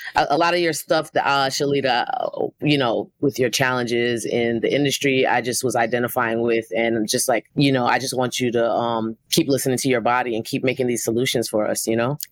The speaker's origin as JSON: {"language": "English", "town": "New York City", "region": "New York", "country": "United States", "said": "I'm a producer from Brooklyn, New York."}